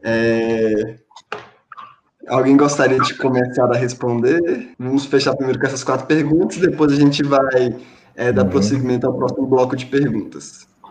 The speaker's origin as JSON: {"language": "Portuguese", "region": "Goiás", "country": "Brazil", "said": "Eu sou goiano aqui, dá uma travadinha às vezes no R ali."}